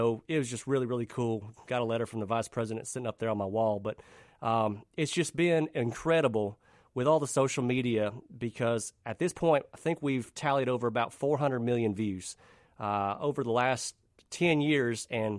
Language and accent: English; Madison, United States; also born or lived in Florida; Man, so basically, I grew up here in Madison, right off of Cedar Hill Road back there. Mom and Dad bought a place on a lake, pretty much the quintessential perfect childhood.